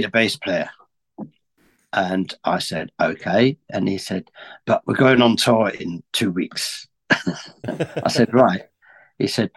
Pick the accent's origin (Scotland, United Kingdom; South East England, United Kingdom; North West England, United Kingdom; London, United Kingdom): South East England, United Kingdom; Aylesbury; also born or lived in Middlesbrough; I've always lived in Aylesbury, really, although I was born in Middlesbrough